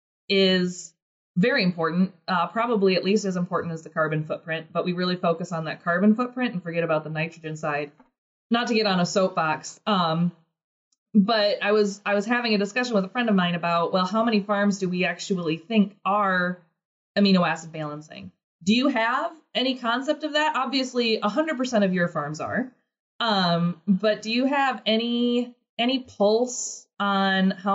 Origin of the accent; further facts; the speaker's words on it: Midwest, United States; I'm from the Midwest